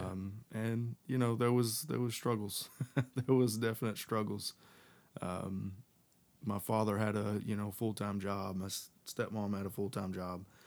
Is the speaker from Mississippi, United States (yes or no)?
no; Texas, United States; moved away as an adult; now in North Carolina, United States; I was living in Texas, um, where I was raised